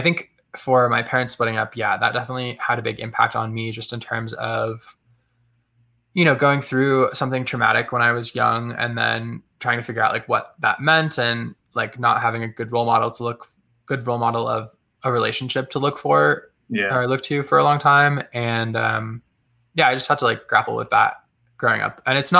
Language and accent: English; Massachusetts, United States; I grew up in Massachusetts and in a small town, super out of the way, very rural. And I was just in the woods all the time.